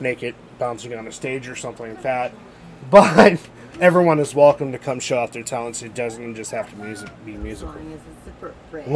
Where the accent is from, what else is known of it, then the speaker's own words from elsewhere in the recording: Ohio, United States; We're from Ohio